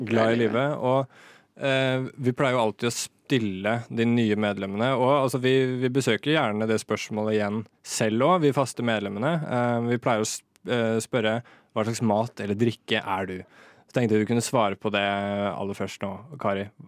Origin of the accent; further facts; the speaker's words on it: Moss, Østfold, Norway; moved away; also born or lived in Oslo; Jeg bor i Moss. Uh, Flytta til Moss nå i sommer. Det er der jeg er fra, for øvrig